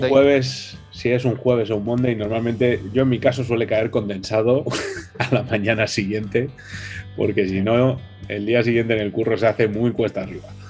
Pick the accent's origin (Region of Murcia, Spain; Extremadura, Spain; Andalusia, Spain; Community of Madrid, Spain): Community of Madrid, Spain; Madrid; nosotros que encima somos de Madrid